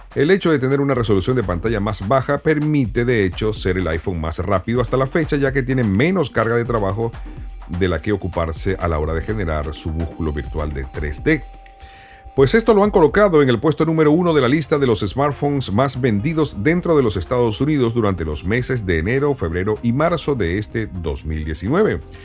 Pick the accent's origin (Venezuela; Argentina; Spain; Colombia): Venezuela; En mi país, Venezuela